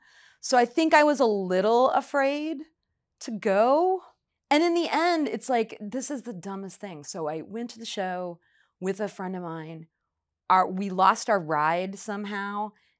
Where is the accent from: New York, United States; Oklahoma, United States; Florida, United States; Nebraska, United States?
Nebraska, United States; Omaha; now in Seattle, United States; I'm from Omaha, Nebraska, and I moved to Seattle in 1988.